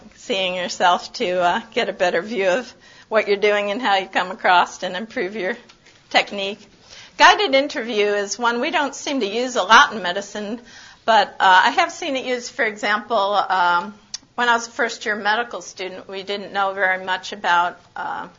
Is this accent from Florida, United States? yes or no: no; San Antonio, Texas, United States; I'm from San Antonio.